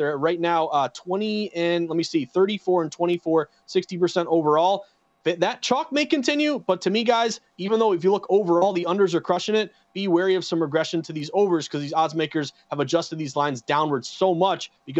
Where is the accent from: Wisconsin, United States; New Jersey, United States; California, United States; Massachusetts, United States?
Massachusetts, United States; Western; I'm from Western Mass.